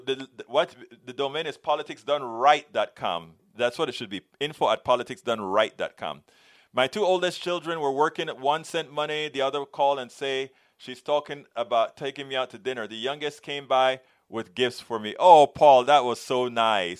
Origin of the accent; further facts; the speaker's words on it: Panama; we are from Panama